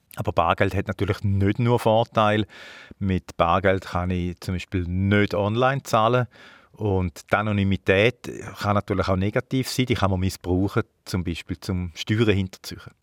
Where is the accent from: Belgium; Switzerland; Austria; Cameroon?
Switzerland; bei uns in der Schweiz